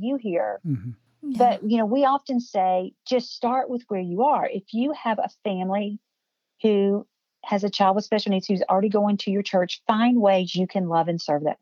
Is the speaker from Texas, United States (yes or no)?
no; Cookeville, Tennessee, United States; here in my hometown